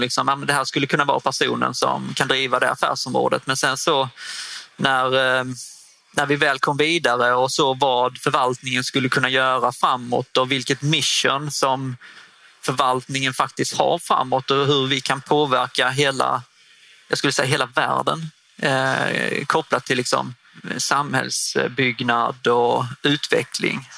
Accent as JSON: {"language": "Swedish", "town": "Osby", "region": "Skåne", "country": "Sweden", "tie": "born or raised there", "also_born_or_lived": "Hässleholm", "said": "Jag är född och uppvuxen i Osby, norra Skåne"}